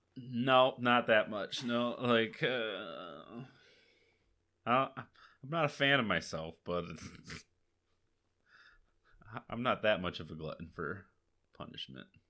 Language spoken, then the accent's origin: English; Akron, Michigan, United States; I'm from Akron," and they haven't heard of my little tiny town